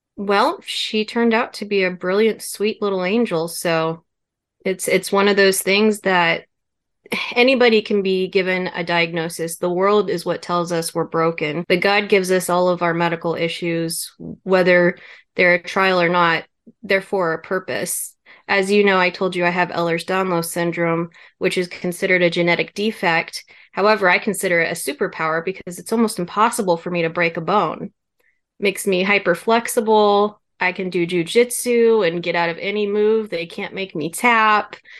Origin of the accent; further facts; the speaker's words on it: Kansas, United States; moved away as an adult; also born or lived in Germany; I was born in Kansas